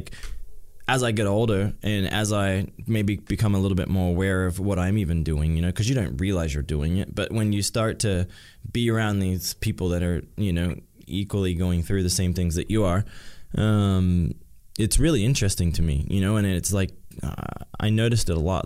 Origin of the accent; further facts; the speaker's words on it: Australia; now in United States; I'm in my hometown. Probably my first time back to my hometown since 2016 with my family